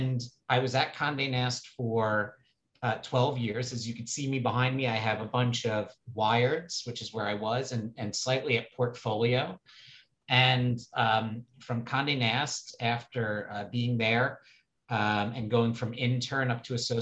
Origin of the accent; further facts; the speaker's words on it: New York City, New York, United States; I grew up on the Upper East Side of New York City